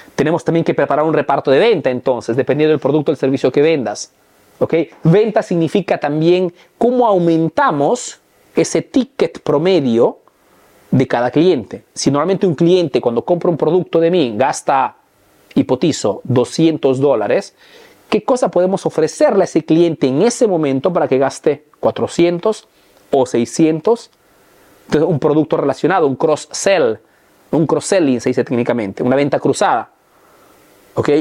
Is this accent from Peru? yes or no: yes; Peru; now in Italy; soy un emprendedor peruano